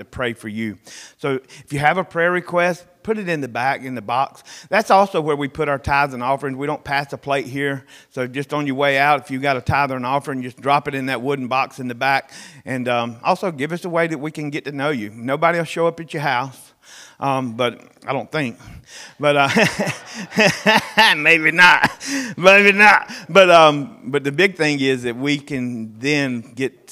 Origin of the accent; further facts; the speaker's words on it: the South, United States; growing up in the South, I'm 53 years old